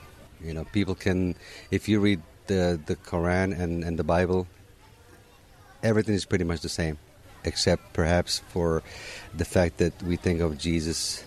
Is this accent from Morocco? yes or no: yes; Morocco; now in Orlando, United States; I was born and raised in Morocco